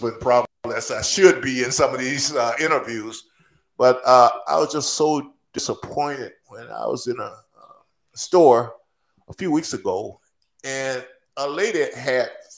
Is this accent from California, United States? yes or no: no; Natchez, Mississippi, United States; moved away; I'm going back to my hometown